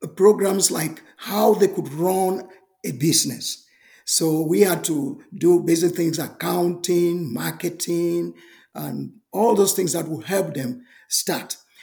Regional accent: Cameroon; I was born in Cameroon

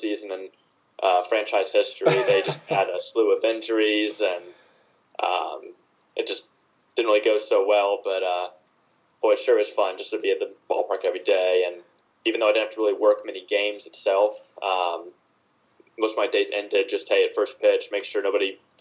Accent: Spartanburg, South Carolina, United States; my hometown of Spartanburg, South Carolina

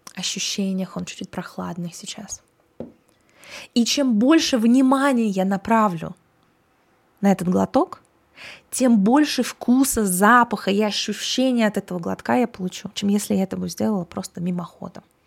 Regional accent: Russia; я выросла в России

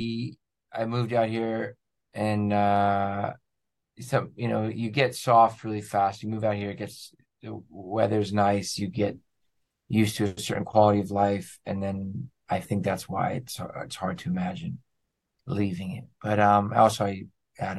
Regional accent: New York, United States; moved away as an adult; now in Los Angeles, United States; I'm from New York. And I've been

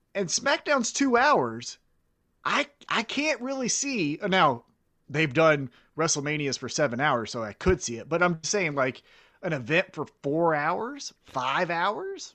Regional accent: Kansas City, United States; I'm from Kansas City

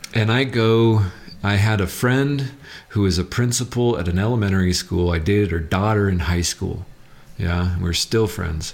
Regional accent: Southern California, United States; also born or lived in Kalamazoo, Michigan; I grew up in Southern California in a gang

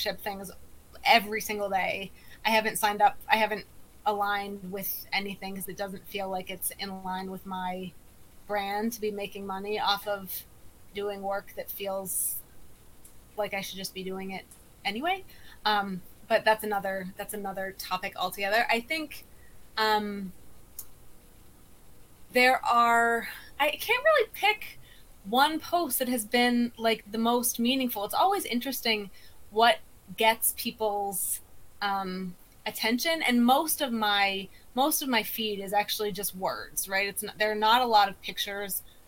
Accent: South Dakota, United States; I grew up in South Dakota

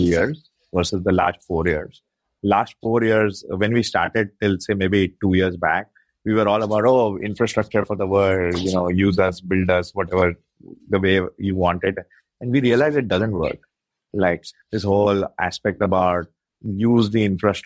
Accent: India; being Indian

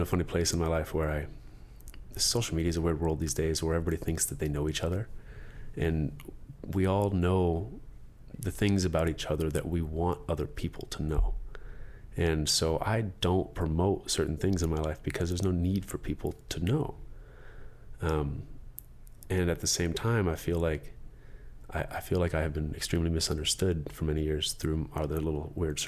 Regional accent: Hermosa Beach, California, United States; I grew up in Hermosa Beach

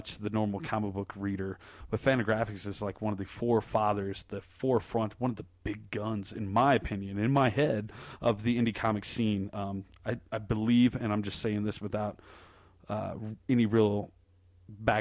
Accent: Colorado Springs, Colorado, United States; I was from Colorado Springs and that I could bring it back to the hometown of Ted Haggard and Focus on the Family and all that, you know, uptight religious bullshit that surrounds me here in my home

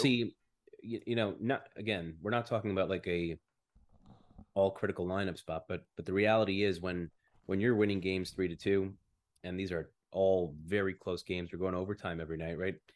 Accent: United States; moved away as an adult; now in Canada; I'm still an American. I still have my passport.

